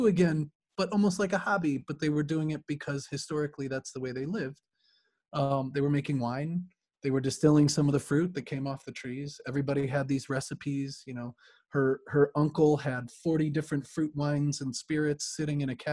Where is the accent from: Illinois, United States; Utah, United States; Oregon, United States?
Illinois, United States; Chicago; I grew up in Chicago and in the city, surrounded by artists and musicians